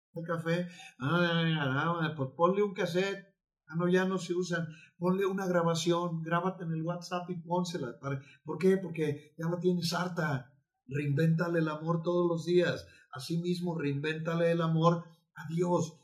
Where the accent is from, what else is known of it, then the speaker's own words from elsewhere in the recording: Mexico; somos mexicanos